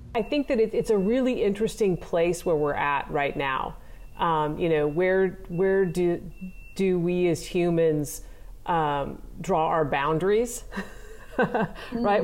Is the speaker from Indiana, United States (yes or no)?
no; Nebraska, United States; even though I grew up in Nebraska, I wasn't really a farm girl.